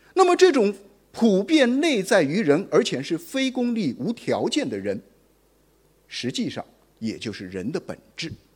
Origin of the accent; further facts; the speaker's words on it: Guangzhou, Guangdong, China; 我们广州人